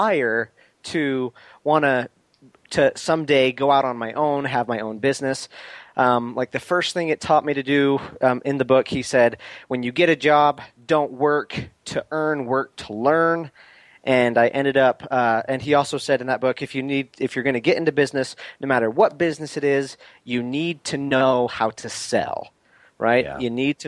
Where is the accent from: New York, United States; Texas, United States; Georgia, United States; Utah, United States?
Utah, United States; Salt Lake City; So I'm originally from Salt Lake City, Utah